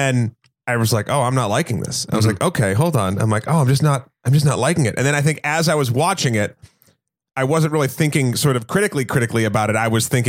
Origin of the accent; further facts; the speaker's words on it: New Hampshire, United States; Like, I'm from New Hampshire. We have fireworks.